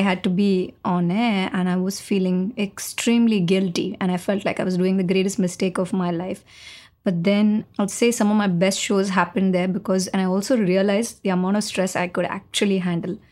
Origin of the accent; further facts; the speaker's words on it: Chennai, Tamil Nadu, India; I'm from Chennai